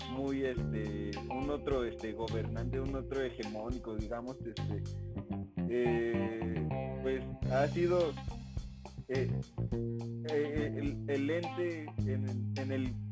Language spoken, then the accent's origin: Spanish; Mexico; nosotros como mexicanos